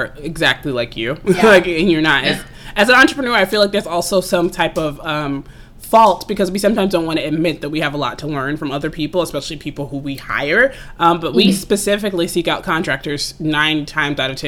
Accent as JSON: {"language": "English", "town": "Atlanta", "region": "Georgia", "country": "United States", "said": "I'm from Atlanta actually originally"}